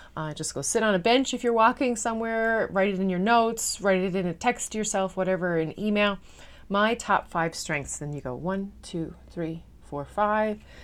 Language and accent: English; Newfoundland and Labrador, Canada; now in Netherlands; I am a Newfoundlander and Canadian coming to you from a city just south of Amsterdam in the Netherlands